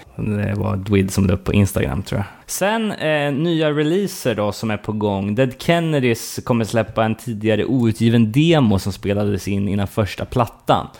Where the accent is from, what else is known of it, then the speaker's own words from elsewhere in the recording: Sweden; som fördomsfull svensk